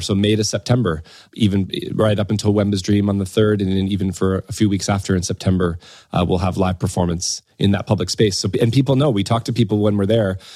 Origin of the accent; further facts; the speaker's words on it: Windsor, Ontario, Canada; moved away as an adult; now in United Kingdom; I'm originally from Canada, a place called Windsor, Ontario, which is across from Detroit, um, kind of southwestern Ontario.